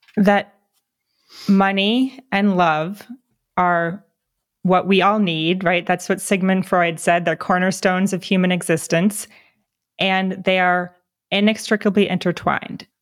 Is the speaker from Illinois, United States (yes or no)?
no; New Jersey, United States; moved away; I grew up on the East Coast as well in New Jersey